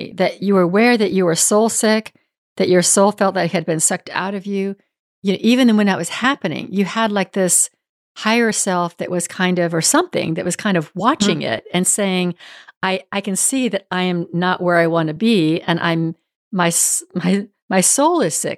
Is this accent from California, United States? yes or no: yes; Northern California, United States; moved away; also born or lived in Houston; I grew up in Northern California where the weather was good most of the year round